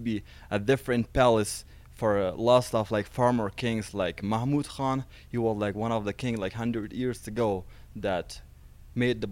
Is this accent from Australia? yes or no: no; Afghanistan; English is a second language; I'm from Afghanistan